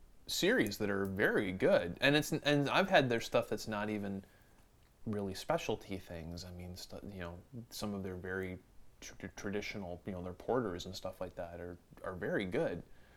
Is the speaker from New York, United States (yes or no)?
yes; Buffalo, New York, United States; I hail from Western New York State, the Buffalo.